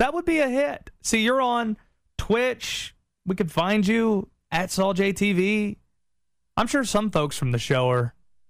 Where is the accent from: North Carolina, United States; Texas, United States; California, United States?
North Carolina, United States; Nobody thinks I'm from the South or grew up here, even though I did. You don't hear it in my voice.